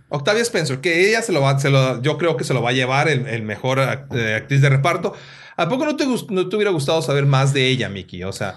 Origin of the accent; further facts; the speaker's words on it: Mexico; soy mexicano